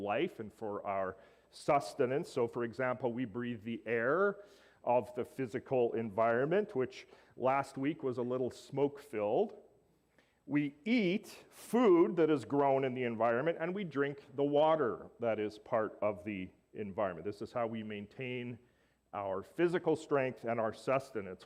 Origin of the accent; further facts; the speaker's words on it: Alberta, Canada; Growing up in Alberta